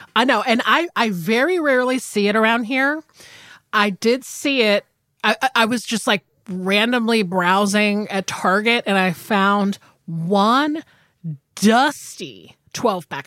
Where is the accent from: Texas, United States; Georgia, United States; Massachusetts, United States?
Georgia, United States; I'm from Georgia.